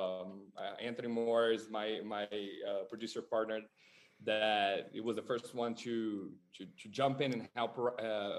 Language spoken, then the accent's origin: English; Brazil; moved away as an adult; now in Los Angeles, United States; I'm born and raised in Brazil, so I moved here in LA like 10 years ago